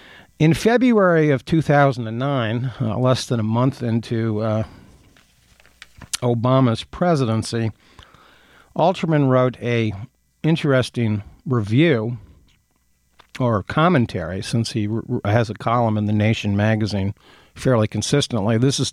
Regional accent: Athens, Ohio, United States; moved away; Ohio University is where I grew up in Athens, Ohio

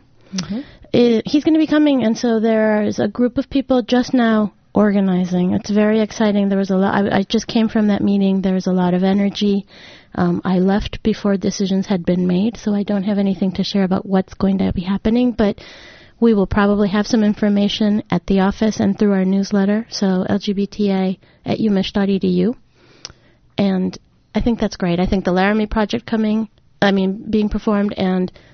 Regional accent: Mexico; also born or lived in Rhode Island; now in Ann Arbor, United States; I'm originally from Mexico. That's where I was born.

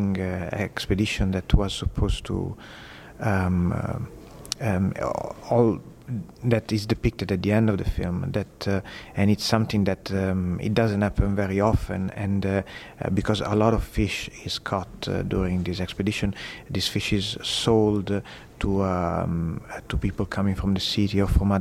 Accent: Sicily, Italy; now in Canada; I'm originally from Sicily, and I grew up next to a fishing village

